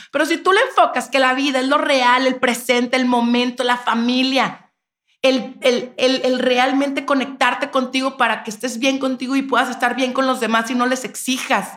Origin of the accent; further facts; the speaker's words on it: Monterrey, Nuevo León, Mexico; moved away; yo soy de Monterrey